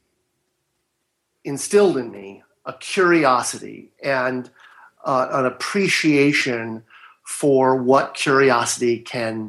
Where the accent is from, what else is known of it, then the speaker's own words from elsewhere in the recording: Marin County, Northern California, United States; now in Southern California, United States; I live in Southern California. And I was raised in Northern California, in Marin County.